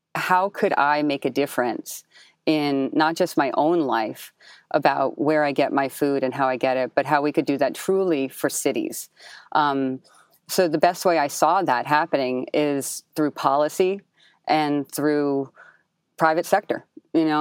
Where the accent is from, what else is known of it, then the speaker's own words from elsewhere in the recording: Jersey City, New Jersey, United States; I was born and raised in Jersey City, so we sometimes call it, like, the, you know, the additional borough.